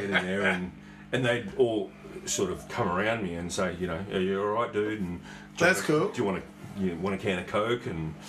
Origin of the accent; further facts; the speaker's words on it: Armidale, New South Wales, Australia; born there; I was born in a small country town in Armidale, in New South Wales. Small country town from a very, very small family.